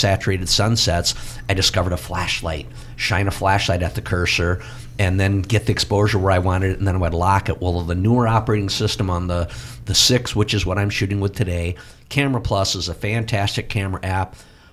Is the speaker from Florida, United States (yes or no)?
no; Platteville, Wisconsin, United States; my hometown paper, the Platteville Journal